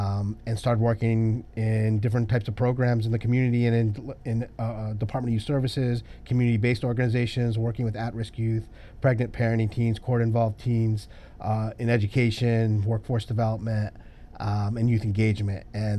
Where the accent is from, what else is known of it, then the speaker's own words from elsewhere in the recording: Groton, Connecticut, United States; also born or lived in Hawaii / Washington, D.C. / Washington; So I grew up in Hawaii and Washington, D.C. and upstate Washington. But I spent my high school years in Connecticut. My father was stationed at the submarine base in Groton, Connecticut. So I say I grew up in the Northeast.